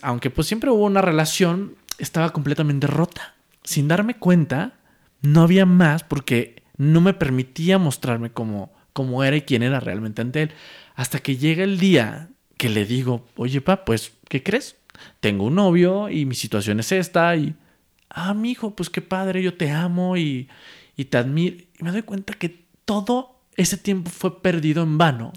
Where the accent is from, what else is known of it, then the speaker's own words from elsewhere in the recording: Monterrey, Nuevo León, Mexico; now in Mexico City, Mexico; después yo me vengo a la Ciudad de México porque yo soy de Monterrey